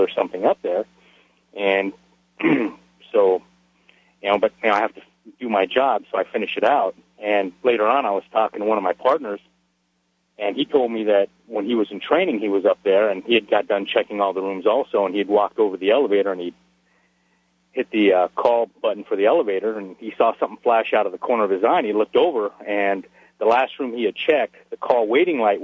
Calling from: Dugway, Utah, United States; also born or lived in Southern California; I'm calling from Dugway Proving Grounds in Utah

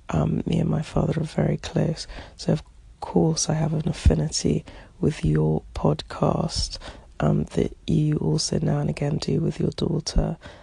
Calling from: London, United Kingdom; I'm calling from London, England

